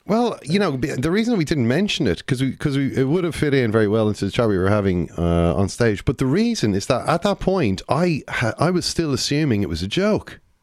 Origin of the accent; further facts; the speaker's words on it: Ireland; we're all Irish